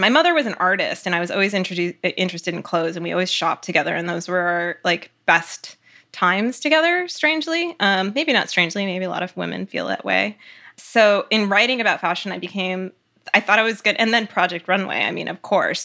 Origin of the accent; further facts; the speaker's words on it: Cleveland, Ohio, United States; also born or lived in Connecticut; I grew up mainly in Cleveland, Ohio